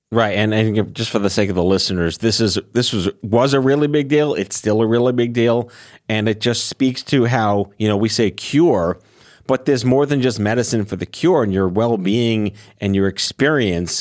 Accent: New York City, New York, United States; also born or lived in Brooklyn; I lived there until I was two, and then I went to Staten Island for the rest of my life.

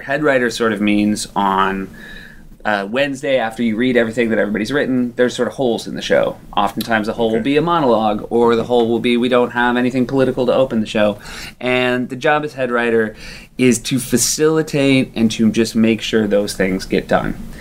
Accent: southern New Hampshire, United States; I grew up in southern New Hampshire

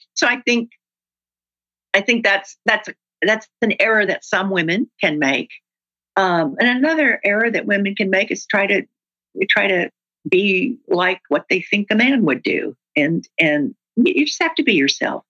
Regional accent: the South, United States; I'm from the South, and that's what we

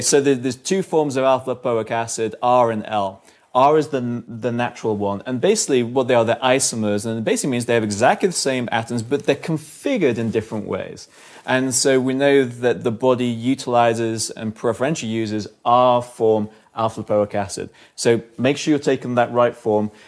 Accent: London, United Kingdom; I'm from London

